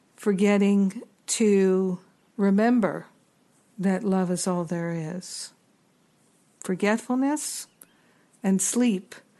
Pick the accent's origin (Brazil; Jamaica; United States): United States; as an American